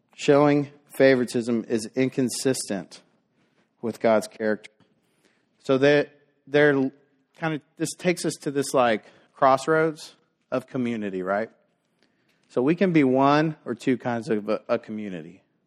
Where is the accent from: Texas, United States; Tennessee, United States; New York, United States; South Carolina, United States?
Texas, United States; Dallas; growing up in South Dallas